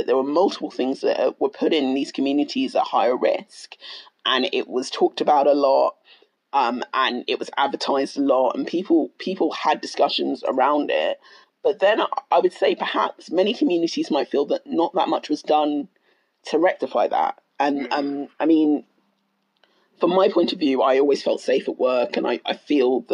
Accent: United Kingdom; So I'm Black Ghanaian. I'm British born, but I'm very proudly Ghanaian

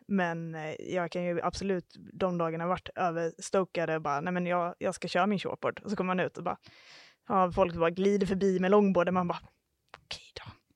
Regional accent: Halmstad, Halland County, Sweden; moved away as an adult; also born or lived in Iceland / New Zealand / Stockholm; vi kommer från Halmstad och eh, nu bor vi faktiskt båda i Halmstad igen

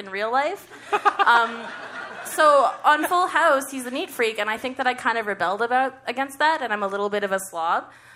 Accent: Calgary, Alberta, Canada; I'm from Calgary.

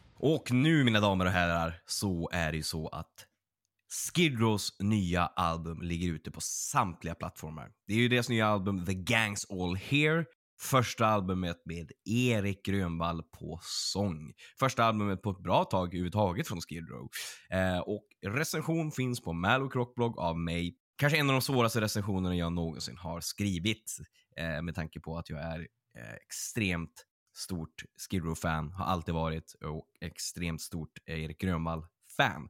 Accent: Örnsköldsvik, Västernorrland County, Sweden; folk som är från min hemstad är att en av de här kvällarna skulle varit i eh, Örnsköldsvik

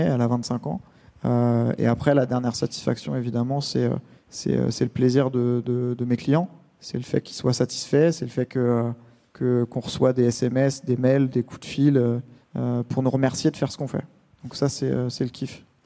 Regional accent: Essonne, Île-de-France, France; le quartier où je suis né dans l'Essonne

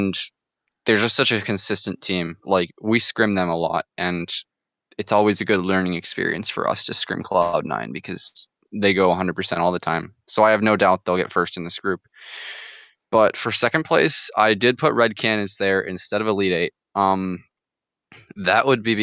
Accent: Michigan, United States; being from Michigan

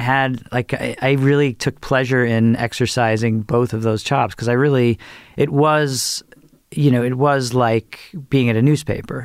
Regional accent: Merrick, New York, United States; moved away as an adult; also born or lived in Michigan; I grew up on Long Island.

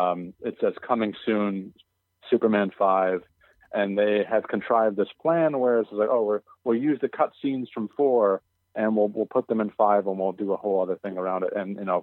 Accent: Canada; Sid had this marvelous Canadian sense of humor, which I share with him because I'm also Canadian.

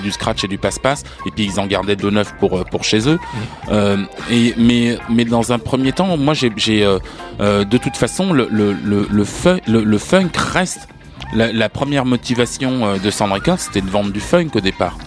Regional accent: France

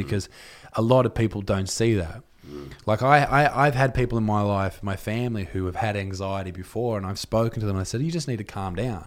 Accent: Newcastle, New South Wales, Australia; I'm from Newcastle

